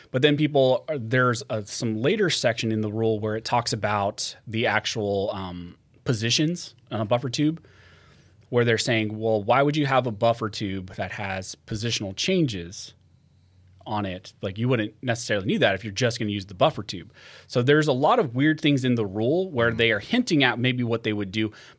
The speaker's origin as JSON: {"language": "English", "region": "California", "country": "United States", "tie": "born or raised there", "said": "I think just growing up. I think just growing up in California, it has to be …, just like what I listen to."}